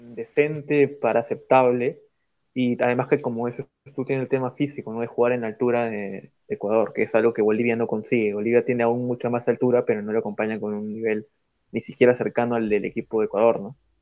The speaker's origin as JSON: {"language": "Spanish", "country": "Peru", "said": "yo como peruano"}